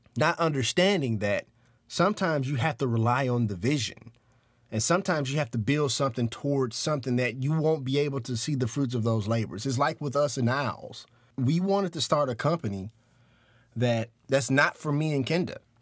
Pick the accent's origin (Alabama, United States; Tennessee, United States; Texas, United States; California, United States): Tennessee, United States; Memphis; We were middle class, this, that, and the other, uh, growing up in, uh, in South Memphis.